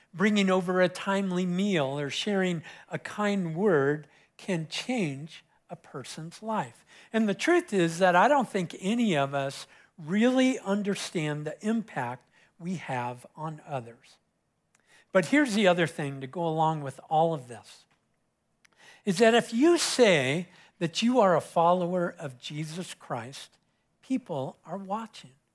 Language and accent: English; Southern California, United States; moved away; I was growing up in Southern California, uh, I, my beach was Huntington Beach, so I was about twenty or twenty-five minutes from Huntington